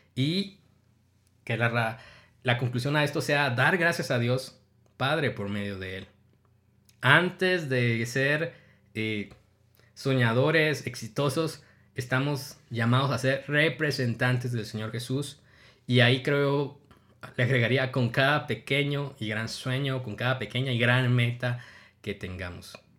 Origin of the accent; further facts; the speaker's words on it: Guatemala; yo tengo 31 años, soy guatemalteco